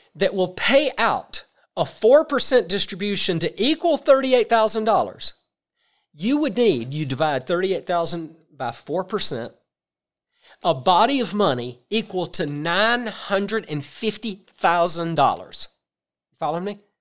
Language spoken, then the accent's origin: English; South Georgia, United States; I'm from South Georgia, very small towns. You get a school system, it's two or three hundred employees. Where I grew up, that's the largest employer in that county